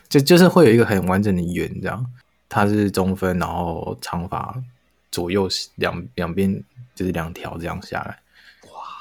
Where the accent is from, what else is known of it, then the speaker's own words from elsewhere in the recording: Taiwan; 但是我们。台湾人听了没感觉